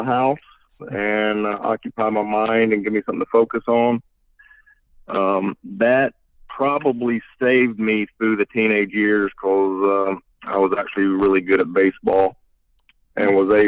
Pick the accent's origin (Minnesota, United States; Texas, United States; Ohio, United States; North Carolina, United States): North Carolina, United States; mountains of; moved away as an adult; also born or lived in Chattanooga, Tennessee; now in Raleigh, United States; I am originally from the mountains of North Carolina